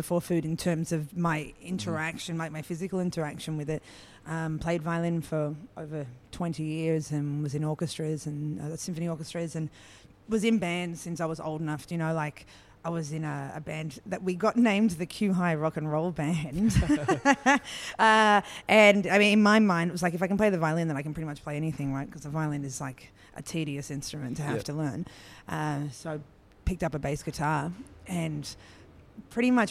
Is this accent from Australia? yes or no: yes; Australia; growing up in Australia